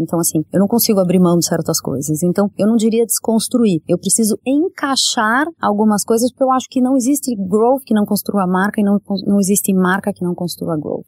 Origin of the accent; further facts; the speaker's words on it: Curitiba, Paraná, Brazil; moved away; sou curitibana